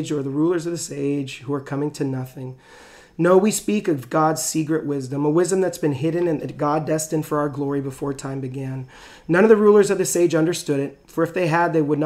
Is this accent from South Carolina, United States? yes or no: no; Catalina Island, California, United States; I grew up on Catalina Island